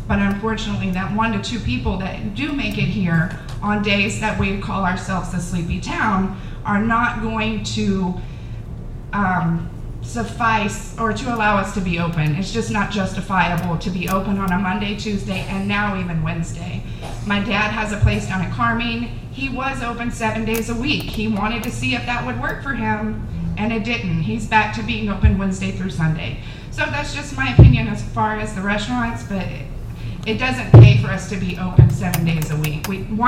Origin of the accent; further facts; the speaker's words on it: Houston, Texas, United States; now in Round Top, United States; I'm from Houston.